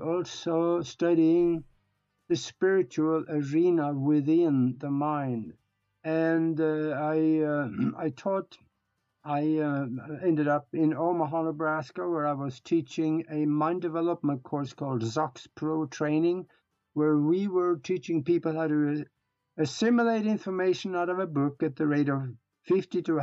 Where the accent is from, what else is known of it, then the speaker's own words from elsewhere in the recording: Norway; first language Norwegian; English is a second language; moved away as an adult; now in United States; I was born and raised in Europe, in Northern Europe, up in Norway. And I grew up on a farm